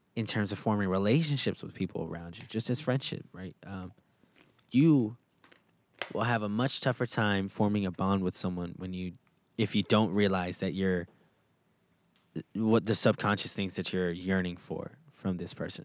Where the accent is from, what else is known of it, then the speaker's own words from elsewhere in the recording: Texas, United States; moved away; I'm from Texas, right? So I had a backyard, I had a front yard. I was out there climbing trees pretty often